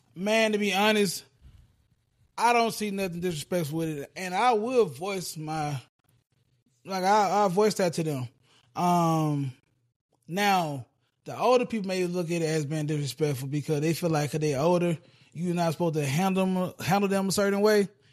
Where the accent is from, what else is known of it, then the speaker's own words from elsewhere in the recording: the South, United States; being down south. uh, being a Southerner